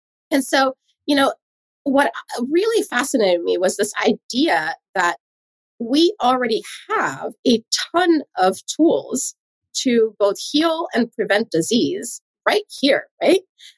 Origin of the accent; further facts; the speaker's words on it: Sweden; English is a second language; moved away as an adult; also born or lived in Hawaii; So I moved across the world from Sweden all the way to Hawaii.